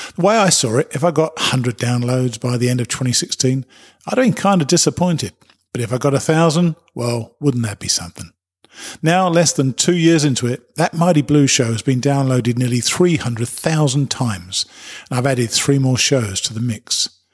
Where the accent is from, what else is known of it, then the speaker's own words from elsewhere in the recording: United Kingdom; I'm a Brit